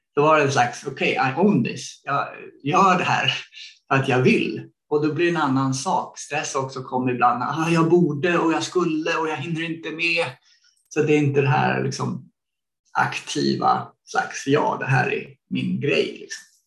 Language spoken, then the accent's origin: Swedish; Sweden; moved away as an adult; när jag växte upp i Sverige